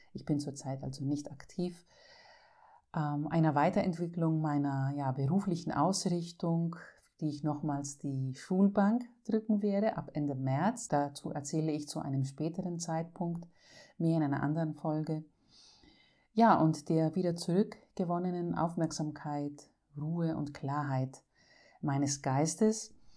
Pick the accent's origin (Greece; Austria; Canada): Greece; als Griechin